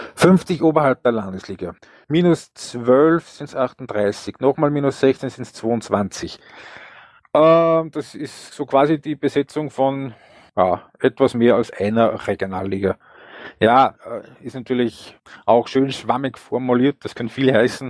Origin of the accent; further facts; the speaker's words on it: Upper Austria, Austria; ich bin ein Oberösterreicher